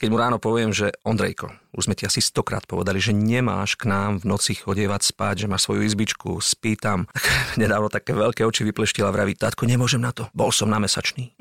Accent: Krásna Lúka, Prešov Region, Slovakia; tej obce, odkiaľ pochádzam ja, z Krásnej Lúky

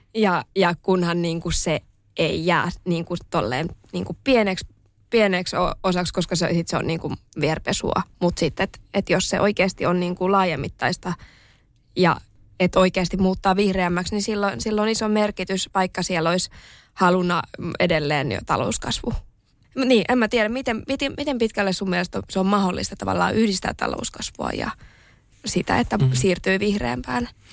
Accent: Espoo, Uusimaa, Finland; mä oon kasvanut, mä oon kasvanut Espoossa pikkukylässä

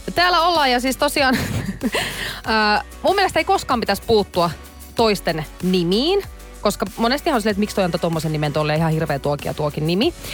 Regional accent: Oulu, North Ostrobothnia, Finland; moved away; mun kotikaupungissa Oulussa

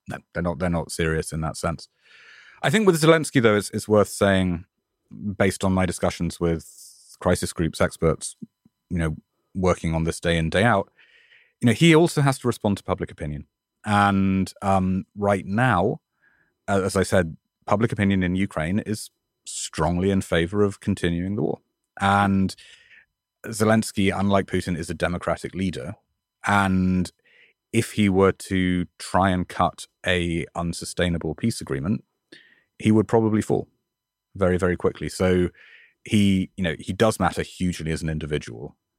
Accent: United Kingdom; now in New York, United States; my home country

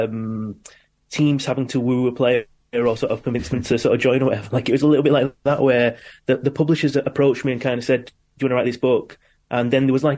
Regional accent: Manchester, North West England, United Kingdom; growing up in Manchester

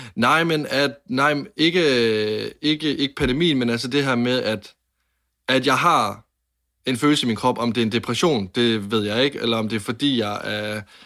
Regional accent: Varde, Southern Denmark, Denmark; jeg var 10-11 år gammel, og jeg sidder inde på mit øh, drengeværelse hjemme i Varde

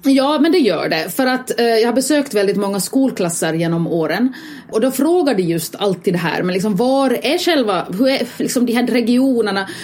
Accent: Finland; eftersom jag är finländare

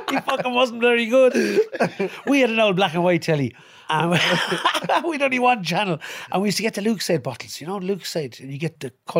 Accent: Thurles, Tipperary, grew up in the Midlands, Ireland; I'm from Turles in Tipperary, and sure, I grew up in the Midlands.

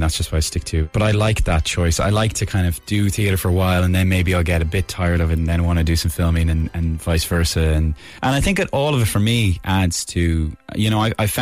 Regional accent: Ireland; being an Irish actor

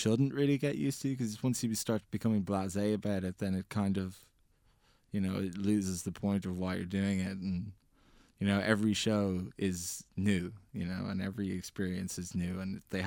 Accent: Ireland; as Irish teenagers

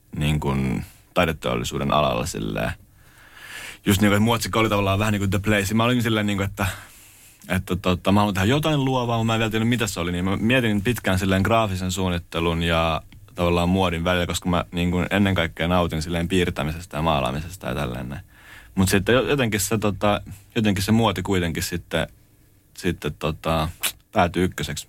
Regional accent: Lahti, Päijänne Tavastia, Finland; mä oon alun perin Lahdesta kotoisin ja tavallaan mä oon käynyt lukio Kannaksen, Kannaksen lukion

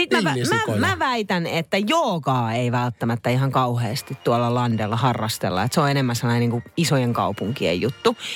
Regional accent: Naantali, Southwest Finland, Finland; now in Helsinki, Finland; Mä muistan silloin, kun itse muutin Naantalista Helsinkiin. Naantalissa kyllä mulla oli tallihevoset kuule ja hoitoponit ja muut vastaavat. Mä olin aivan tallityttönä siellä.

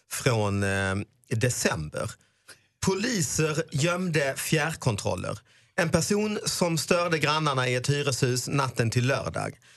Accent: India; Swedish is a second language; Men så, så då försöker jag förklara att jag är ju indier och vi älskar ju fan elefanter.

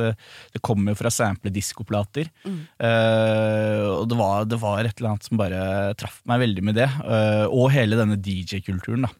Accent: Norway; ble jo også vårt første hit her hjemme i Norge

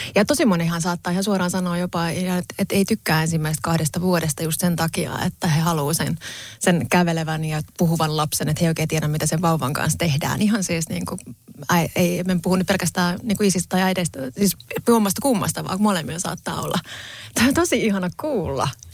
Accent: Pori, Satakunta, Finland; moved away as an adult; edelleen mä koen olevani tosi vahvasti porilainen ja sydämeni on siellä

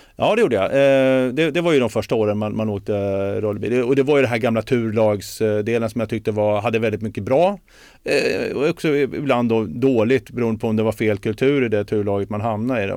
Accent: Sweden; Jag är ju född i Sverige

